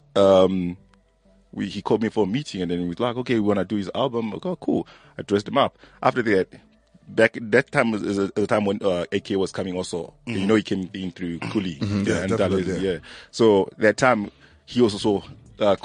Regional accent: Zimbabwe; now in South Africa; I'm from Zim.

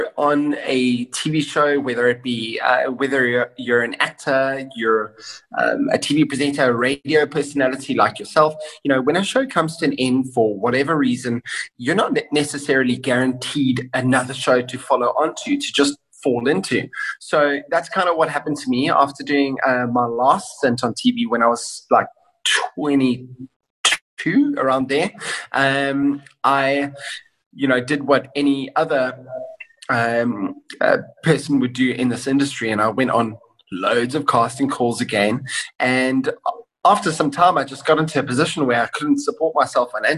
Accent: Kenton-on-Sea, Eastern Cape, South Africa; moved away as an adult; also born or lived in Johannesburg; I grew up in Kenton-on-Sea

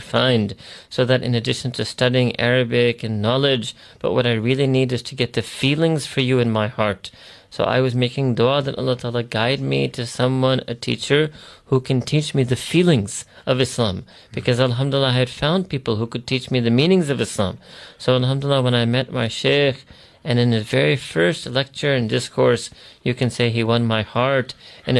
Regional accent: New York, United States; moved away as an adult; also born or lived in Chicago; I was born and raised in New York

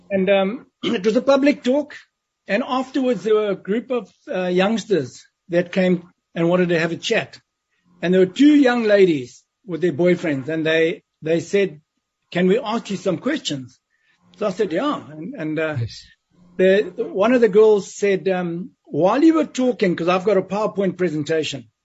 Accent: West Nicholson, Matabeleland South, Zimbabwe; a little place called West Nicholson in southern Rhodesia, which is now Zimbabwe. Mm-hmm. And, and that's where my life started.

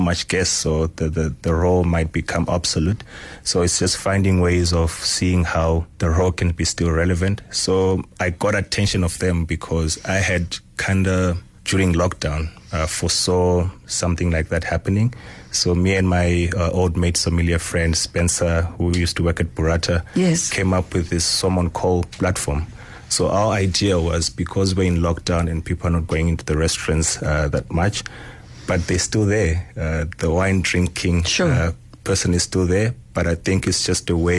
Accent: Zimbabwe; moved away; I grew up in Zimbabwe, going to the rural family home where you used to pick fruits in the wild

